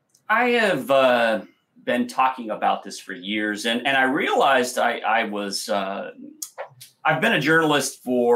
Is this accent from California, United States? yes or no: yes; Compton, California, United States; I grew up literally in California on Compton Boulevard. Yes, that Compton. And, you know, just off of Crenshaw